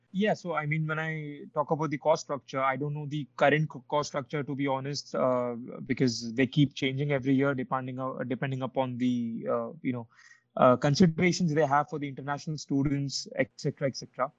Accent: India; moved away as an adult; now in Lithuania; as an Indian student, I never faced these challenges in India as a whether I was when I was applying to colleges or whether I was in school

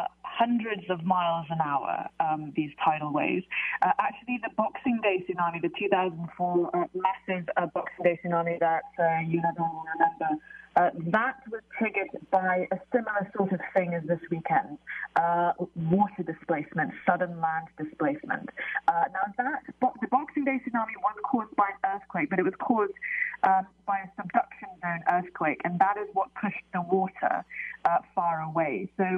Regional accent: Jakarta, Indonesia; I was born in Jakarta. I grew up in Indonesia, and I was taught the story of Krakatoa from childhood, really.

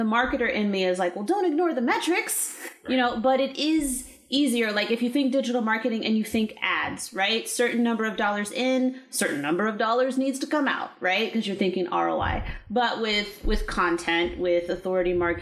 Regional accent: California, United States; also born or lived in Texas; now in Maryland, United States; I'm actually originally from California, and we relocated here in 2015 after I got out of the Army in Texas.

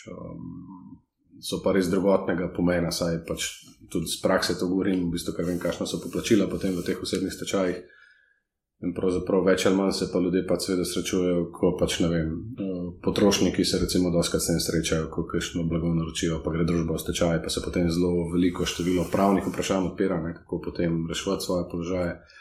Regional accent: Slovenia; Slovenci smo tukaj

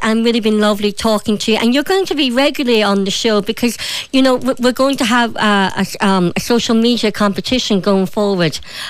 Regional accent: Derry, Northern Ireland, United Kingdom; also born or lived in Donegal, Ireland; That's the thing, I'm from Derry and Donegal, and I've never lived so inland before, and so sometimes I still miss the coast.

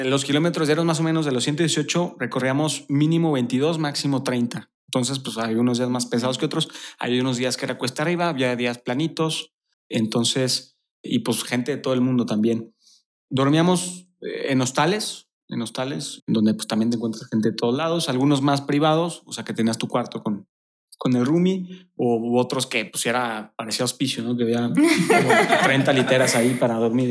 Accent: Torreón, Coahuila, Mexico; moved away as an adult; now in Querétaro, Mexico; yo soy de Torreón, Coahuila

